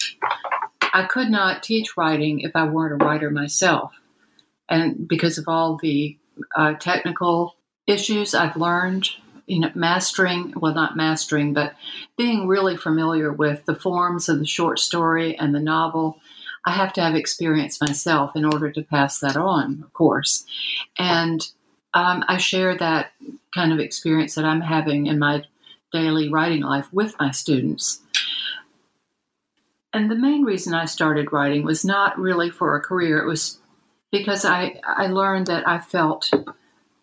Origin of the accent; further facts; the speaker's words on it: the South, United States; I grew up as an outsider in the South